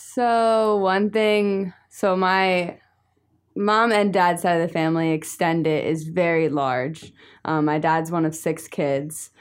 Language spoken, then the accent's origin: English; New Jersey, United States; I'm from New Jersey